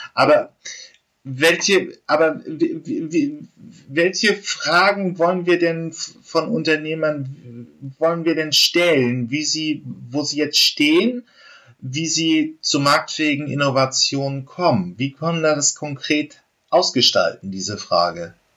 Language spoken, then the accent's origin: German; Germany; wir als, als Deutsche